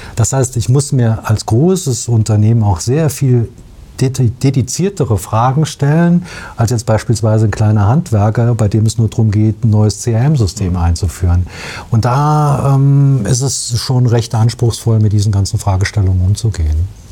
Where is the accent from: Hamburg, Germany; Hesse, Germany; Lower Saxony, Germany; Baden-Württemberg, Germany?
Hesse, Germany; Biedenkopf; ich komme aus Biedenkopf und bin einfach ja, man sagt ein Hinterländer